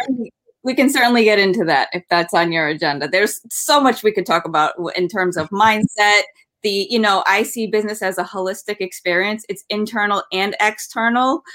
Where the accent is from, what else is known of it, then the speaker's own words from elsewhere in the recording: Rhode Island, United States; I grew up in Rhode Island